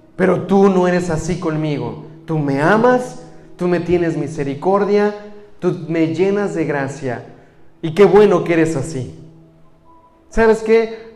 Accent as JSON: {"language": "Spanish", "country": "Mexico", "moved": "yes", "said": "soy mexicano"}